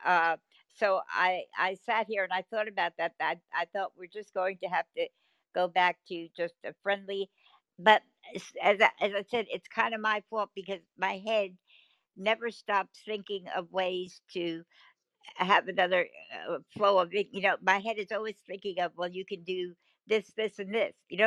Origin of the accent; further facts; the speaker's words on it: New Jersey, United States; I'm from New Jersey, I'm Italian